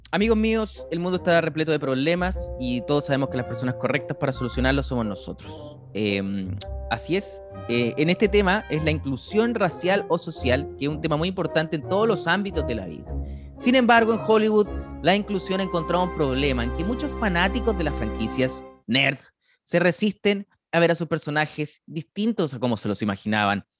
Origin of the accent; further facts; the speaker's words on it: Chile; como chileno que yo sí sabía lo que era la zampoña, y no solo eso, yo he tocado la zampoña. En mi escuela nos obligaban a tocar la zampoña